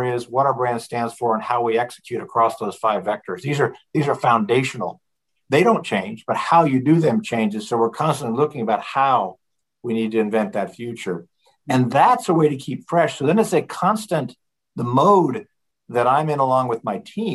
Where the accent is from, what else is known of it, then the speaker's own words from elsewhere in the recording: Colorado, United States; I grew up in Colorado, so I view that part of the world as home